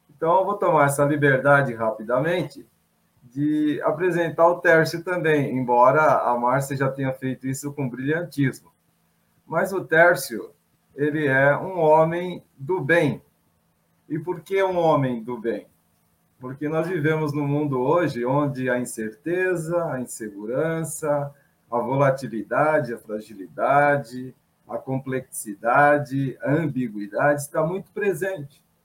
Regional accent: São Paulo, Brazil; Sou paulistano, tenho 59 anos

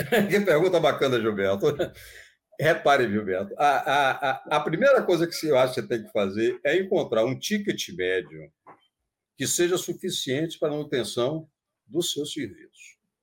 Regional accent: Bahia, Brazil; digo que sou baiano naturalizado paulista

